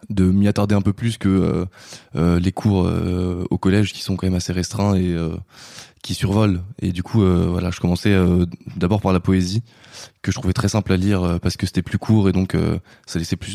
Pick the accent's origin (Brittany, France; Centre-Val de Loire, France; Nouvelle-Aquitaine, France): Nouvelle-Aquitaine, France; Bordeaux; born there; je suis pas originaire de Paris. Je suis né à Bordeaux. Mhm. J'ai un peu voyagé avant d'arriver en région parisienne.